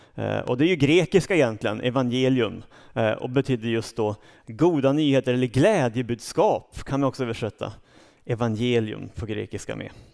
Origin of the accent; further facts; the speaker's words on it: Uppsala, Uppsala County, Sweden; also born or lived in Storvreta; Jag kom från Uppsala. Eh, jag är uppvuxen där, har rötter ännu längre norrut, men, men det är Uppsala som är min hemmaplan.